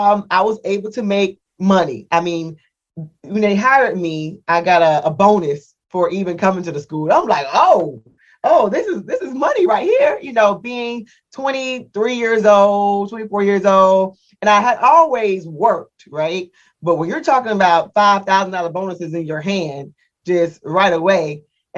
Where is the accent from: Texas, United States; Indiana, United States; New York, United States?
Indiana, United States; moved away as an adult; I'm from the Midwest, from Indiana